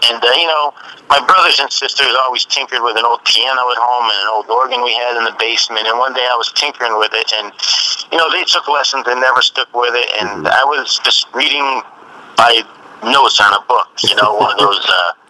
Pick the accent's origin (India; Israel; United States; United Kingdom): United States; Waterbury, Connecticut; and raised in Waterbury, Connecticut.